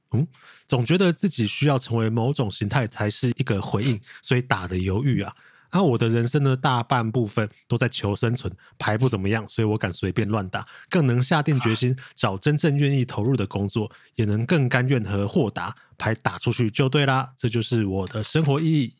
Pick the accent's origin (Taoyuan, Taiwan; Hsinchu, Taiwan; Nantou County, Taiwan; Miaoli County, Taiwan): Hsinchu, Taiwan; now in Taipei, Taiwan; 你知道我是新竹人嘛